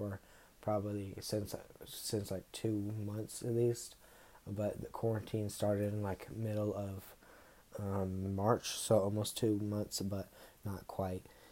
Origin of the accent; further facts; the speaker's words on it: South Carolina, United States; I am from North South Carolina